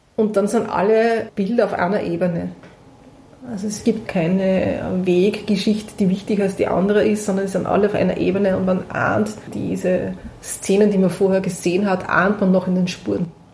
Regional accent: Prambachkirchen, Upper Austria, Austria; ich bin in Brambachkirchen geboren

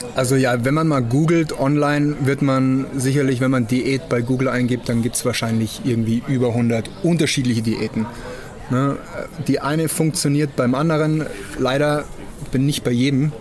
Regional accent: Germany; Bei uns in Deutschland

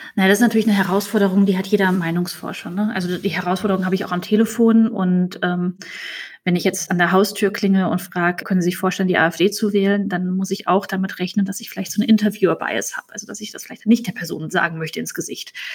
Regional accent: Hesse, Germany; now in Berlin, Germany; in Hessen, wo wir beide gebürtig herkommen.

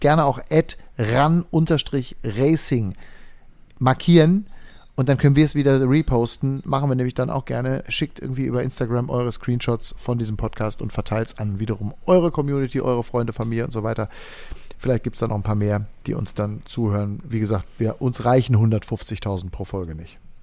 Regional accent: Sauerland, North Rhine-Westphalia, Germany; moved away; ich selber bin jetzt eher in meinem Heimatdorf aktiv und aktiv gewesen, was auch überschwemmt worden ist im Sauerland

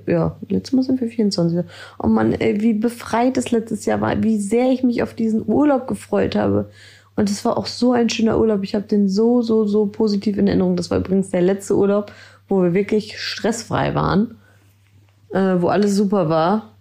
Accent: Ellerbek, Schleswig-Holstein, Germany; komme aus Ellerbeck.

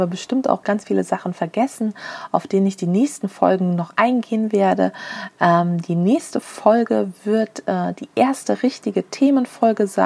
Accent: Frankfurt, Hesse, Germany; now in Berlin, Germany; Ich komme aus Frankfurt ursprünglich und konnte mich einfach nicht äh, in Berlin die, die guten Nähsachen kaufen.

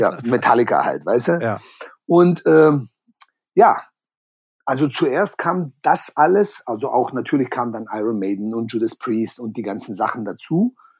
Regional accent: Balingen, Baden-Württemberg, Germany; first language German; moved away; die heißt Balingen. Da gibt's doch dieses okay. Festival, glaube ich, Bang Your Head oder sowas. Genau, genau, ja. Genau. Da bin ich aufgewachsen. Da war ich 16 Jahre lang

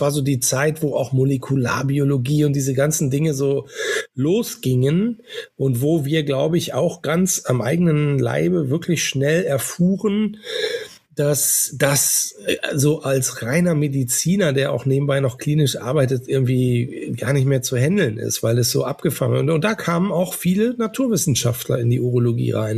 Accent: Northern Germany, Germany; Ich bin ja ein Norddeutscher

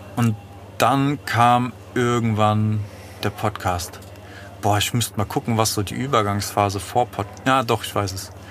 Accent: Frankfurt, Hesse, Germany; ich bin im Western groß geworden

